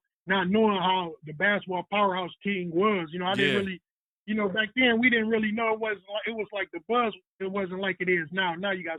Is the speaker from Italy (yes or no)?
no; Syracuse, New York, United States; because I grew up on Syracuse, on some out of Syracuse, and there was a court right there.